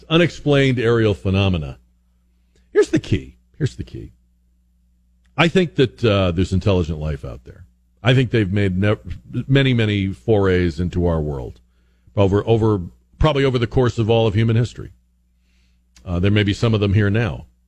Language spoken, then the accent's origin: English; Northeast, United States; I'm from the Northeast